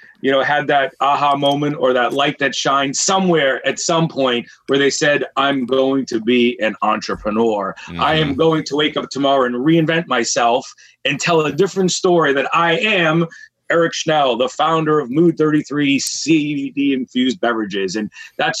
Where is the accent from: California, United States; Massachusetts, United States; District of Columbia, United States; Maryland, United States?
Massachusetts, United States; Boston; I grew up in Boston